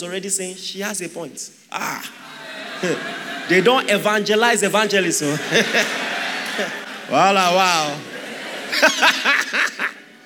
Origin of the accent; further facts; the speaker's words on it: Akwa Ibom, Nigeria; I'm Akwa Ibom. My mom is Yoruba, but I'm Akwa Ibom